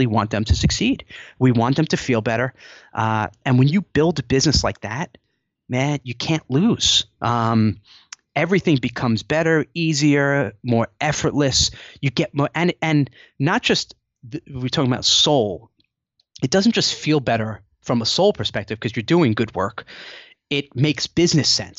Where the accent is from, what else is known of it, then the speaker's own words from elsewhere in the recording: Rockland County, New York, United States; she was from Suffern, New York, which is in Rockland County. That's where I'm from